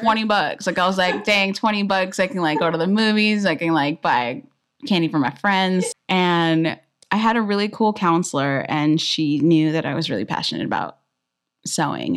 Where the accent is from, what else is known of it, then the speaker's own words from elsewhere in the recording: Inland Empire, California, United States; I'm from Inland, um, area